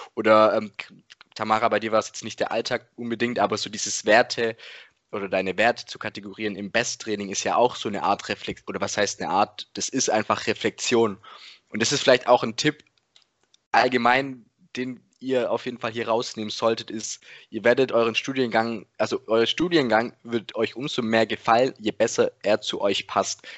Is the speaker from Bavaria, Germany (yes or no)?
no; the Ländle, Baden-Württemberg, Germany; bei uns im Ländle.